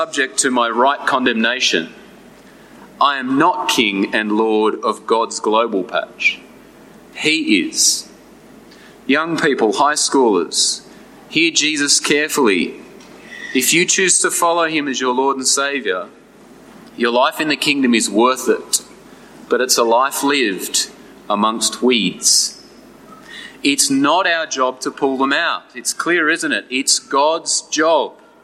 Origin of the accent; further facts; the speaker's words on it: New England, New South Wales, Australia; As a uni student growing up in the New England, I used to spend my summers working as a farmhand